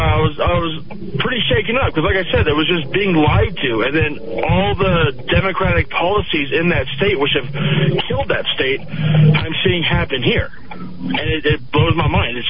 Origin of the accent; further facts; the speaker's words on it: Richmond, California, United States; now in Albuquerque, United States; I grew up in the San Francisco Bay Area. I grew up in Richmond, California, and when I lived there as a teenager, it was the most violent city in the nation.